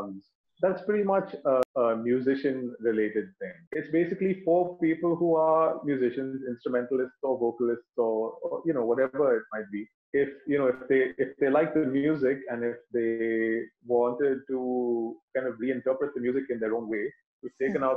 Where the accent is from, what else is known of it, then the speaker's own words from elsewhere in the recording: Dubai, United Arab Emirates; because I grew up in Dubai and we had like one radio channel.